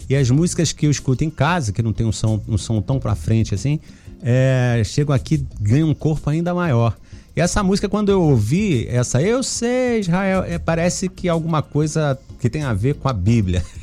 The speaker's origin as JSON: {"language": "Portuguese", "region": "Minas Gerais", "country": "Brazil", "tie": "born there", "said": "Você nasceu em Minas, que nem eu também nasci em Minas."}